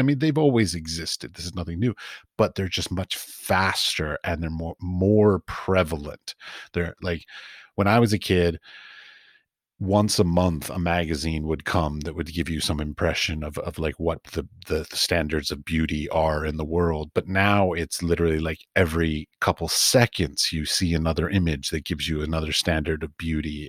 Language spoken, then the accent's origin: English; Washington, District of Columbia, United States; moved away; also born or lived in Middle East / Europe; I grew up in Washington, D C, and my father's a priest